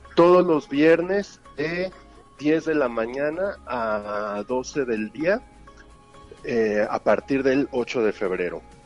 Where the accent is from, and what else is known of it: Mexico